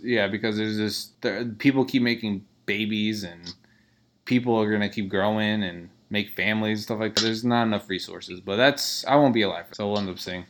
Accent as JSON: {"language": "English", "town": "Newark", "region": "New Jersey", "country": "United States", "tie": "born or raised there", "said": "I was born in Newark"}